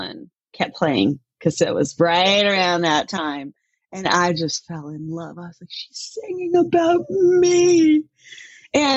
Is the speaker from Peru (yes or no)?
no; Denmark; now in Tacoma, United States; I grew up in Denmark